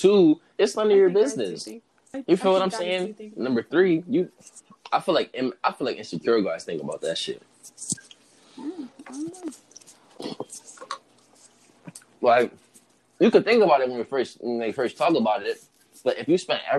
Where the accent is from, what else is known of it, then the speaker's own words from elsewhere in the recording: Puerto Rico; my fellow Puerto Ricans